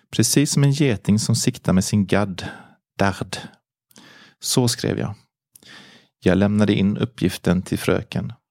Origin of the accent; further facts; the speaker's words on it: Auvergne-Rhône-Alpes, France; now in Sweden; Jag är född 1952 i Frankrike, i en liten by i Auvergne. Jag var en mycket lycklig liten pojke. I min familj med fem systrar och bröder och mina föräldrar som var jordbrukare. Jag är alltså uppvuxen på en gård med djur